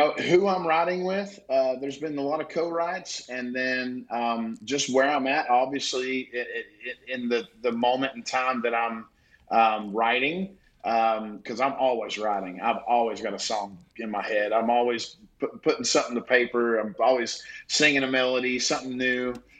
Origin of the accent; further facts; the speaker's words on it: the South, United States; But then I really go back to a lot of my favorite things growing up in the South, working on a farm